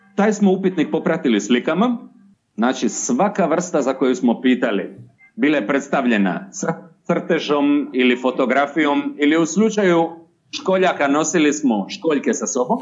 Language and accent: Croatian; between Zadar and Šibenik, Dalmatia, Croatia; accent: southern Chakavian (Dalmatian); po mome naglasku smještam između Zadra i Šibenika